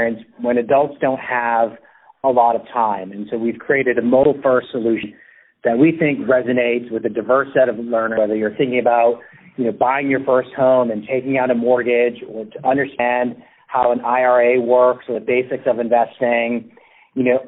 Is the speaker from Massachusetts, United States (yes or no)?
yes; Spencer, Massachusetts, United States; my hometown where I grew up outside of Worcester, Massachusetts.